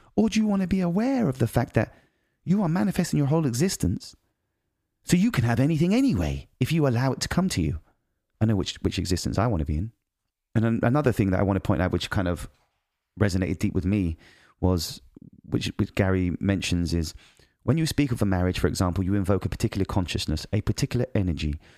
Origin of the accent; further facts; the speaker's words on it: United Kingdom; moved away; I'm British